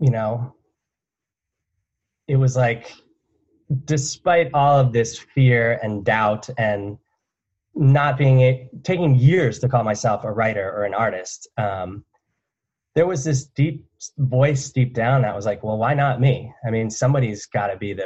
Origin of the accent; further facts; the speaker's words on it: New Jersey, United States; where I grew up from in New Jersey